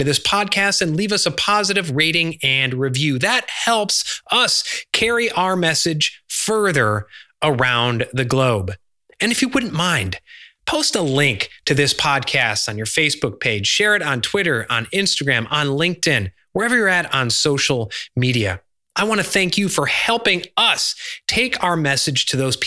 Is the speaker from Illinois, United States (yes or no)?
yes; Chicago, Illinois, United States; now in Charleston, United States; I grew up in Chicago